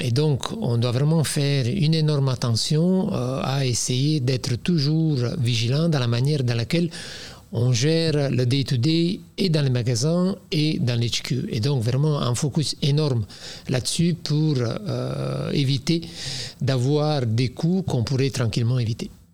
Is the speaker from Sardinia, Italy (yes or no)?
no; Naples, Campania, Italy; French is a second language; moved away as an adult; now in Belgium; je viens de Napoli